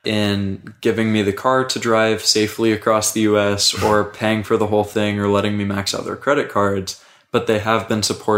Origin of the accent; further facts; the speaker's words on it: Indiana, United States; also born or lived in Hawaii; I grew up in Indiana and then took my undergrad in Hawaii